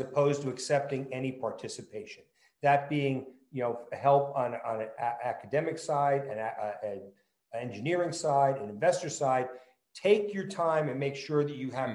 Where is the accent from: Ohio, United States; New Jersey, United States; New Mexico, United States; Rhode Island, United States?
New Jersey, United States; accent: New Jersey; moved away; also born or lived in California; I'm you know a born and raised New Jersey kid. It will clearly come out in my accent